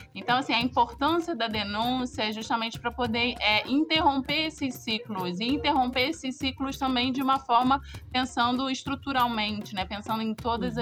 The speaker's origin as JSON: {"language": "Portuguese", "region": "Rio de Janeiro", "country": "Brazil", "said": "eu sou do Rio de Janeiro"}